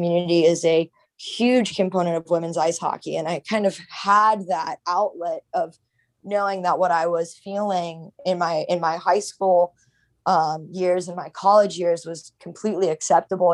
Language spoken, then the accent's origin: English; Silver Spring, Maryland, United States; moved away as an adult; also born or lived in New York City; now in Miami, United States; I grew up in Silver Spring, Maryland